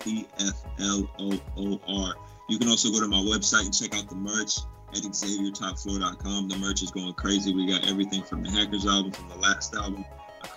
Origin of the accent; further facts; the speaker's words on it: West Coast, United States; I am from the West Coast